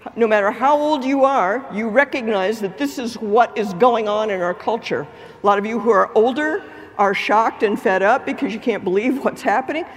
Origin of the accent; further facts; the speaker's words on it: Lake Charles, Louisiana, United States; I am from Lake Charles, Louisiana